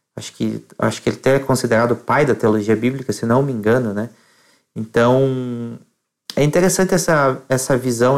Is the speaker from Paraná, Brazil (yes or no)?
yes; Colombo, Paraná, Brazil; sou de Colombo, no Paraná, região metropolitana de Curitiba